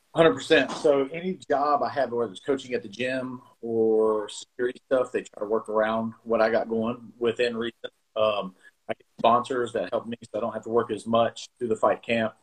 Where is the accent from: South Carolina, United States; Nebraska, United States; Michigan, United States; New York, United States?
South Carolina, United States; moved away as an adult; also born or lived in Bluefield, West Virginia; now in Georgia, United States; we moved to South Carolina. I grew up in South Carolina